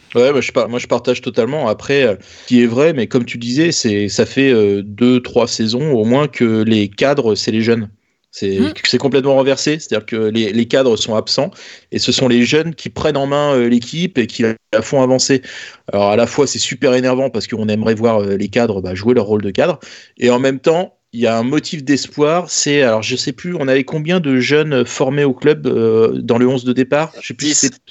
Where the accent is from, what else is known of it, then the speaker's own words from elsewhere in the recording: Normandy, France; on est des Normands